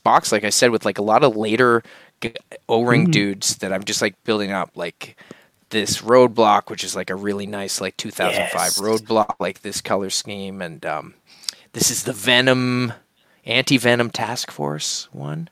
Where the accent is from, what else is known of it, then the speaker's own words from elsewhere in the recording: Nova Scotia, Canada; I grew up in Nova Scotia where we have a lot of lobster